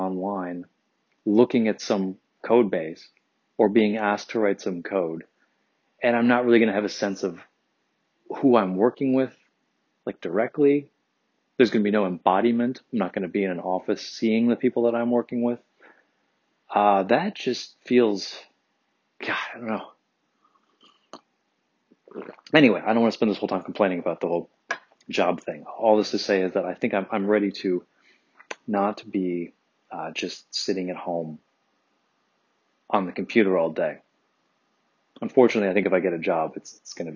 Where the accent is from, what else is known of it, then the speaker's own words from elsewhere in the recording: Midwest, United States; now in San Francisco, United States; I'm from the Midwest